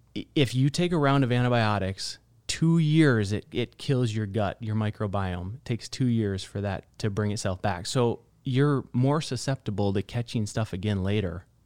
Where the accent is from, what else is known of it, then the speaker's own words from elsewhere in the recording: northern Michigan, United States; moved away as an adult; also born or lived in California; now in Scottsdale, United States; I've spent all of my life until twenty in northern Michigan.